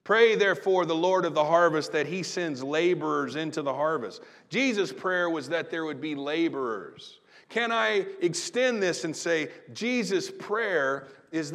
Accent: Southern Illinois, United States; now in Terre Haute, United States; I grew up in Southern Illinois

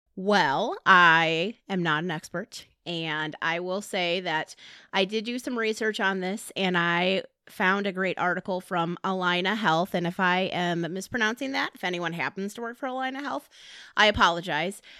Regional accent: Hobart, Indiana, United States; accent: region rat; moved away as an adult; also born or lived in Montana; now in Kansas, United States; I am originally from Hobart, Indiana, which is about thirty-five miles from Chicago. People say I have an accent

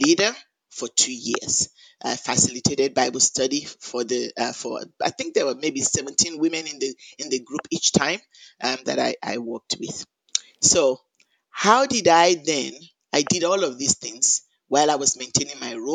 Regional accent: Lagos, Nigeria; moved away as an adult; also born or lived in Jos, Nigeria; now in Chapel Hill, United States; I was born in Nigeria. I grew up in Lagos, Nigeria, in a Christian home

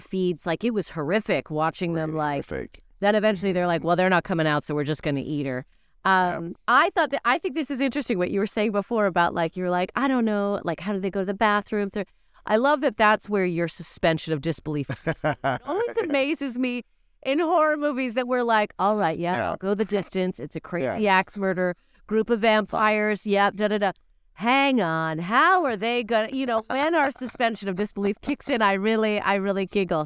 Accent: Canada; As a Canadian

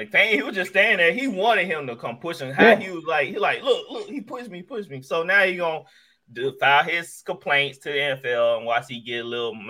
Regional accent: Mississippi, United States; See, we're from Mississippi. We're from Mississippi.

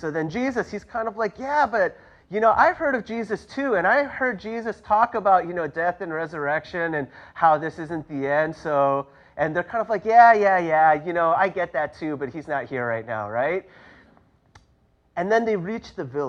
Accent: New York City, New York, United States; I grew up in New York City.

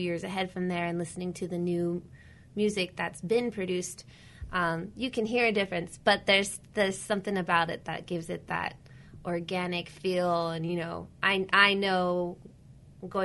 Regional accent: Whittier, California, United States; I definitely was born and raised in Whittier

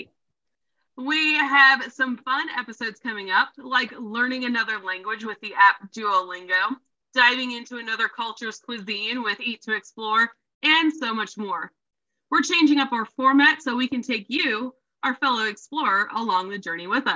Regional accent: Loveland, Ohio, United States; I'm from the Loveland, Ohio area

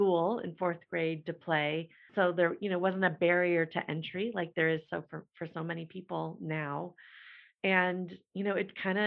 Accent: Midwest, United States; I had a very challenging life growing up in the Midwest in the mid-80s

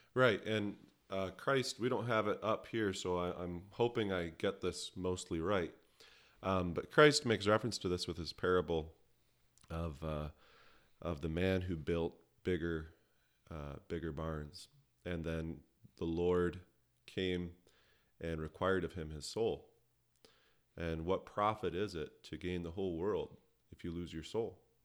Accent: Canada; I'm a Canadian by birth

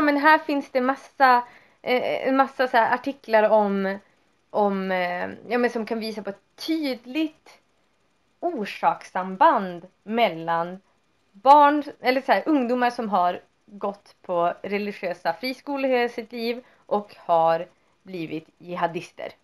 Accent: Vindeln, Västerbotten County, Sweden; där jag växte upp, det är ju inte som om så här, man hade typ typ religiös, typ kristna friskolan i Vindeln

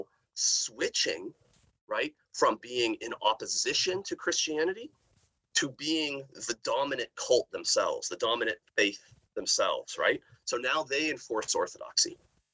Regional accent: outside of Seattle, Washington, United States; moved away; growing up in Seattle, outside of Seattle, when I was growing up

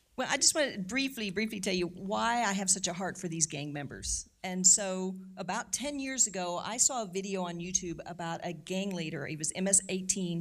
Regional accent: St. Louis, Missouri, United States; I'm originally from Saint Louis, so I'm a Saint Louis native

